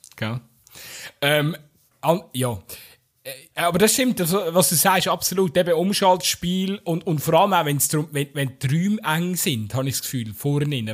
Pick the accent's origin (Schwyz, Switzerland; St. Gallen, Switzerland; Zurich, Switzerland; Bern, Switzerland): Bern, Switzerland; so als Berner